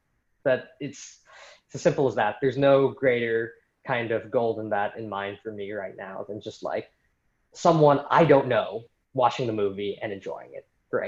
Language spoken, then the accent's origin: English; Philippines; just because, you know, I'm Filipino myself, and I really, you know, there aren't as many, like, you know, Filipino filmmaker idols in the 20th century that I know